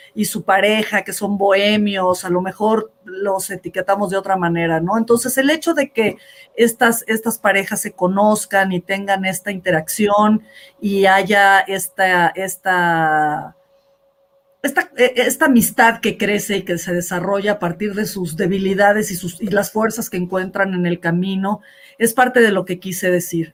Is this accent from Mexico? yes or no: yes; Mexico; somos los mexicanos